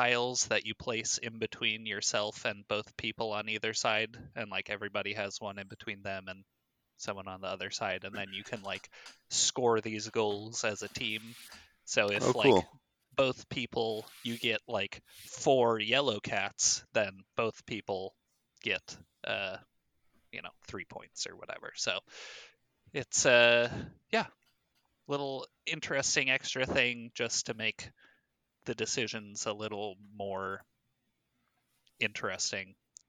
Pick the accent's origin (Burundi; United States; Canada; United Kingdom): United Kingdom; England; I'm from the Queendom of England. It's pronounced Finca.